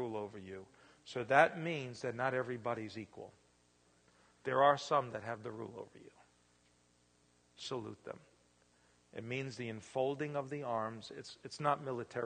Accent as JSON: {"language": "English", "town": "New York City", "region": "New York", "country": "United States", "tie": "born or raised there", "also_born_or_lived": "Pennsylvania", "moved": "yes", "lives_now": "Indiana, United States", "said": "I was real young, growing up in the Bronx"}